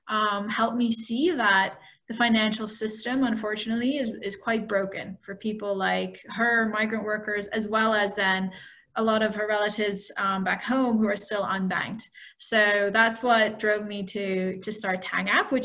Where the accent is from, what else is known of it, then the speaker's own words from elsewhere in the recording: Netherlands; also born or lived in Philippines; I am Filipina and Dutch, so I was born in the Netherlands but went home frequently to the Philippines.